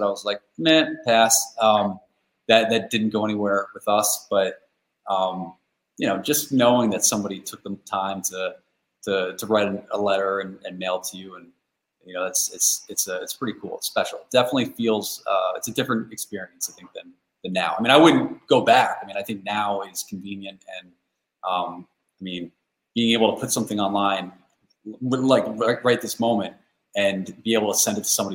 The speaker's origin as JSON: {"language": "English", "region": "Central Connecticut", "country": "United States", "tie": "born or raised there", "also_born_or_lived": "Vermont", "moved": "as an adult", "lives_now": "Boston, United States", "said": "I'm from Central Connecticut originally"}